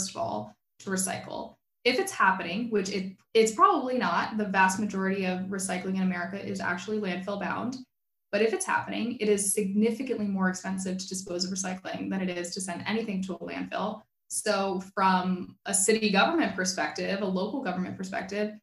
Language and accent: English; South Florida, United States; I grew up in South Florida